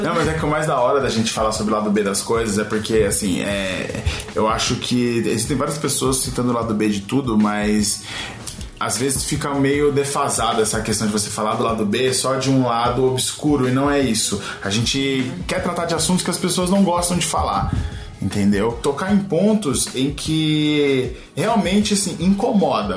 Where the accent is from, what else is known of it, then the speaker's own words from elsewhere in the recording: São Paulo, Brazil; nascido e crescido em São Paulo, na Zona Oeste